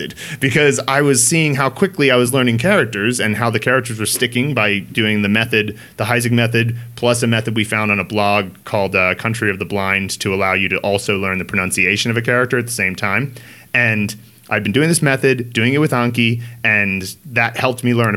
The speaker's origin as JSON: {"language": "English", "country": "United States", "moved": "yes", "lives_now": "Chengdu, China", "said": "I'm an American as well"}